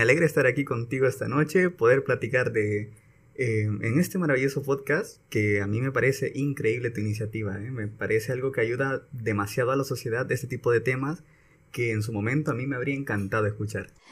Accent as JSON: {"language": "Spanish", "town": "San Pedro Sula", "region": "Cortés", "country": "Honduras", "also_born_or_lived": "Santa Bárbara, Honduras", "said": "Yo soy de aquí de San Pedro y me mandaron para Santa Bárbara"}